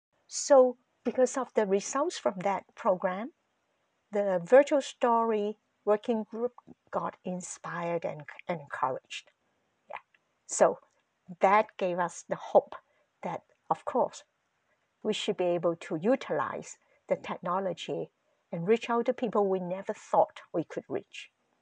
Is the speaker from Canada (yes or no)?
yes; Canada; We have been here for a long time, right? We are Canadian.